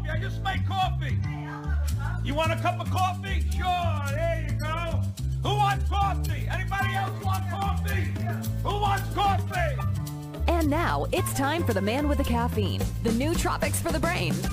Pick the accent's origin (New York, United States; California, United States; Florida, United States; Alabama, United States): New York, United States; Brooklyn; I am from Brooklyn, New York.